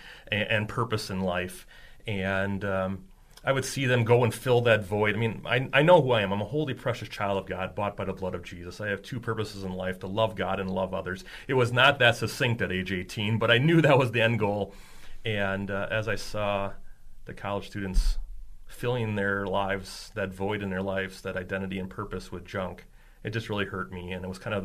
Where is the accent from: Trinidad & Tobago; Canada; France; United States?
United States; Ixonia, Wisconsin; I grew up in Exonia, Wisconsin, so shout out to all your listeners out in Lake Country area. I grew up on my grandparents' farm